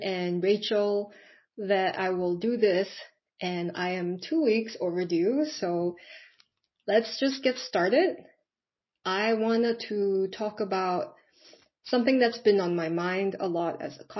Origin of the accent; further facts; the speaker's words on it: Singapore; I am from Singapore.